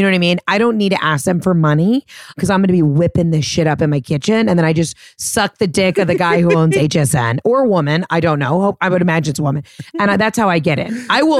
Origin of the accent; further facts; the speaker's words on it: the South, United States; I'm from the South.